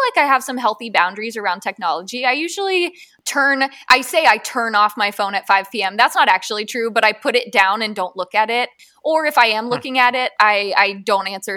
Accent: Southern Ohio, United States; moved away; I grew up in Southern Ohio, and when I go home, the area that I'm from

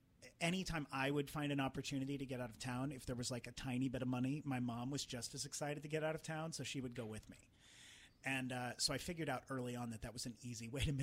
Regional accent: Trenton, Missouri, United States; moved away; my hometown. I felt very. Which was where? Trenton, Missouri.

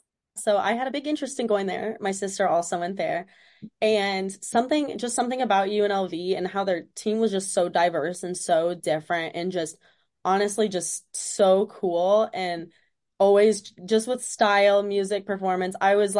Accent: Springfield, Missouri, United States; also born or lived in Las Vegas, United States; I was born in Las Vegas, and I went to high school in Springfield, Missouri.

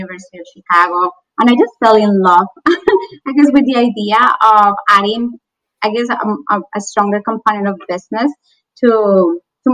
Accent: Bogota, Colombia; English is a second language; I was born in Bogota, Colombia, went to high school there

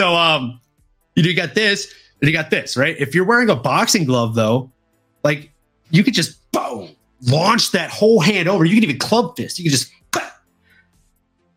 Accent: the South, United States; I'm from the South

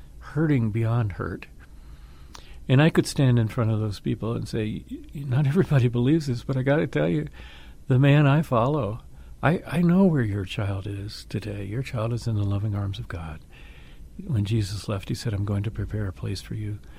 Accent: Atlanta, Georgia, United States; I grew up in Atlanta, Georgia

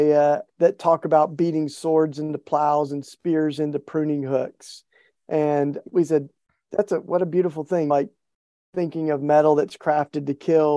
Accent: East Tennessee, United States; I was raised in the Bible Belt in East Tennessee

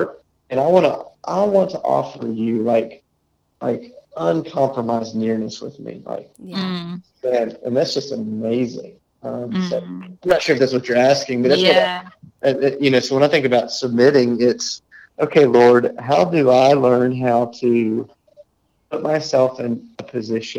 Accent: United States; as an American

